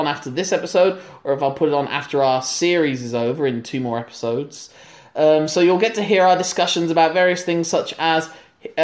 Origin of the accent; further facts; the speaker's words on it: United Kingdom; as a British citizen